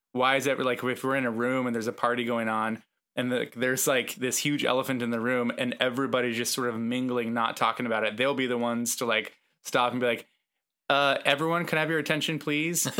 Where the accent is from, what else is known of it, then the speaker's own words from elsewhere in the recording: West Coast, United States; moved away; I'm from the West Coast